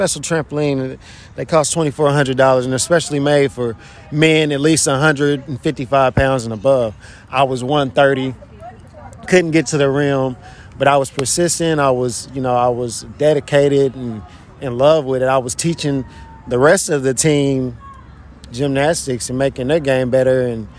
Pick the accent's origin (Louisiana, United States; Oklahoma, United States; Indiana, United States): Indiana, United States; Indianapolis; I'm from Indianapolis, Indiana.